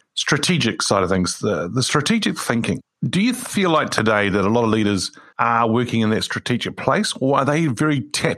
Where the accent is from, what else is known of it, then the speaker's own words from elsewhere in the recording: California, United States; born there; that's where I was born in the Bay Area there.